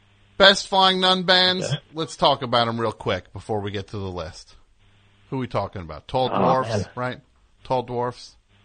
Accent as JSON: {"language": "English", "country": "United States", "said": "I'm from America."}